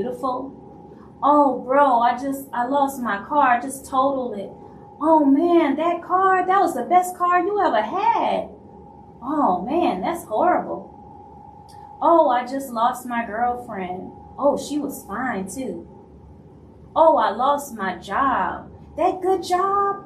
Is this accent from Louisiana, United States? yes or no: yes; Louisiana, United States; I'm from Louisiana